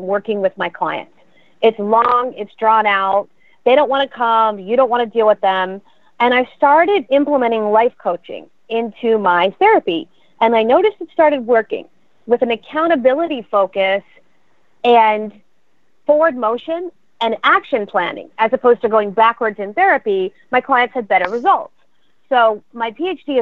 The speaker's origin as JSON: {"language": "English", "town": "Pottstown", "region": "Pennsylvania", "country": "United States", "tie": "born or raised there", "said": "I grew up in Pottstown, Pennsylvania, and I went to Pottsgrove High School"}